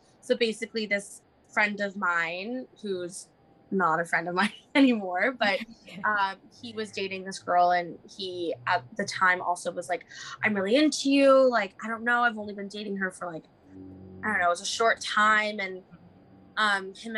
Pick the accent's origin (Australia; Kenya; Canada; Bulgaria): Canada; Vancouver, British Columbia; also born or lived in Toronto; I've done most of my growing up in Vancouver